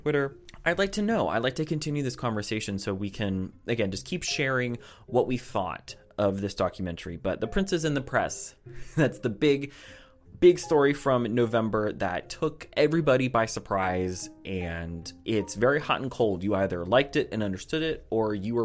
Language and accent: English; United States; I'm just an American